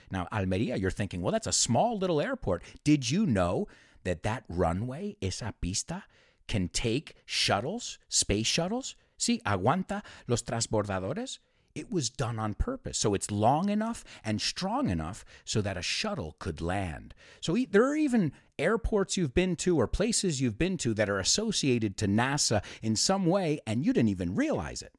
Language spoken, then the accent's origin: English; New York, United States; now in Spain; I'm from New York